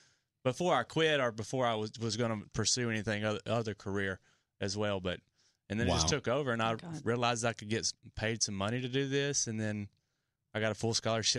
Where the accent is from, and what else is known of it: Georgia, United States